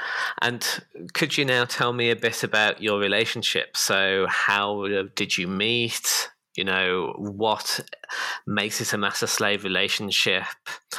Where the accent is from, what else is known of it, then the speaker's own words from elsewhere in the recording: United Kingdom; moved away; my home country of the UK